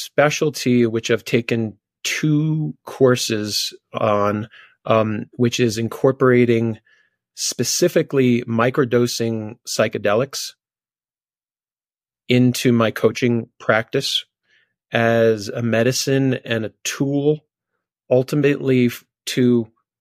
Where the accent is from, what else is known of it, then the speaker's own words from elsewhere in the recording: New York City, New York, United States; moved away as an adult; now in Colorado, United States; we moved from Brooklyn, New York, to this tiny mountain town in Colorado